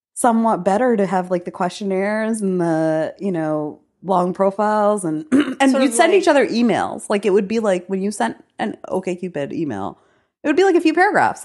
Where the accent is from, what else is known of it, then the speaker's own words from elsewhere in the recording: New York City, New York, United States; It was like a girl I grew up in New York City.